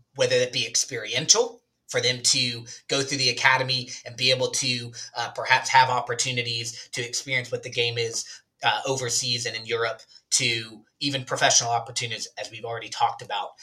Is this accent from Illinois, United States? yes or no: no; Alabama, United States; moved away; I'm actually originally from uh, a southern small community in the state of Alabama. I grew up in Alabama and then I moved away to play soccer